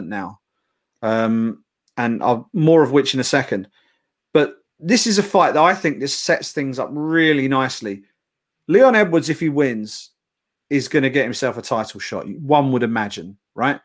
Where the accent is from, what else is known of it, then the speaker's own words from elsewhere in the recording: United Kingdom; we are the Brit pack